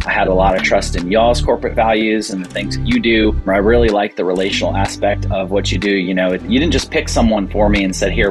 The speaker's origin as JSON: {"language": "English", "town": "Bowie", "region": "Maryland", "country": "United States", "tie": "born or raised there", "said": "I own a restaurant here in Bowie, Maryland"}